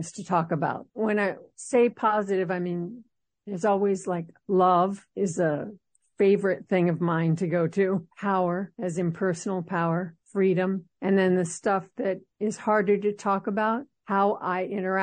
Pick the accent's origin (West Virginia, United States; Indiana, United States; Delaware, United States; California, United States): California, United States; Los Angeles; moved away as an adult; now in Seattle, United States; Even though I'm in Seattle for over 20 years, I was born in Los Angeles